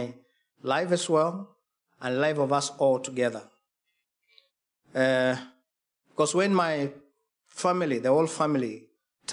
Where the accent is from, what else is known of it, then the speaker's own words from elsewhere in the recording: Kenya; I come from Kenya, eastern part of Africa